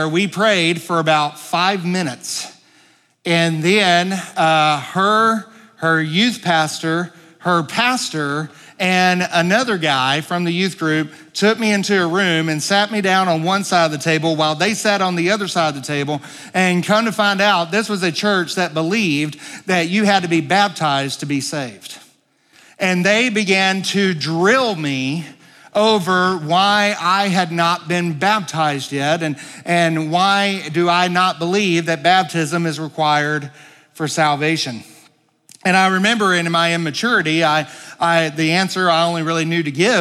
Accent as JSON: {"language": "English", "town": "Pine Bluff", "region": "Arkansas", "country": "United States", "tie": "born or raised there", "also_born_or_lived": "White Hall, Arkansas", "said": "I grew up in Pine Bluff, Arkansas, although my kind of stomping grounds was the Whitehall area. That's where I graduated from school"}